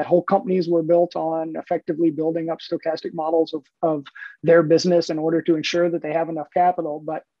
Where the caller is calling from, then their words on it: Richmond, Virginia, United States; I'm calling in from Richmond, Virginia, here in my home office in Richmond.